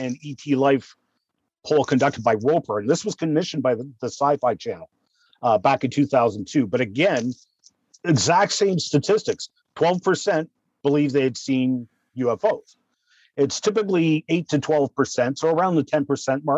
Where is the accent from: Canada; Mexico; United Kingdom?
Canada; I'm being Canadian